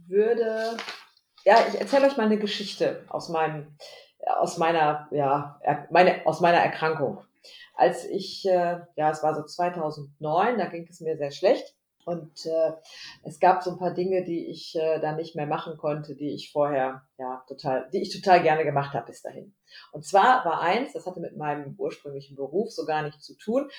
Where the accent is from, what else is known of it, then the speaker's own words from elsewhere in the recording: Lübbecke, North Rhine-Westphalia, Germany; Homeoffice hier in Lübbecke. Lübbecke ist eine Kleinstadt am Rande von Nordrhein-Westfalen. Wir sind so der nördlichste Zipfel